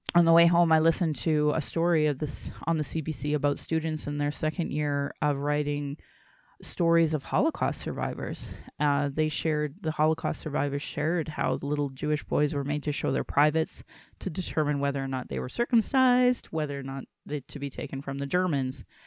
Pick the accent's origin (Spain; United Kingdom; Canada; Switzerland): Canada; Calgary, Alberta; I was born in Calgary